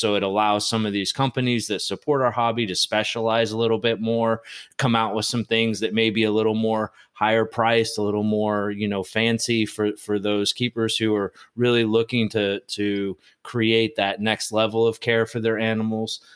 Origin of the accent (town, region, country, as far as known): United States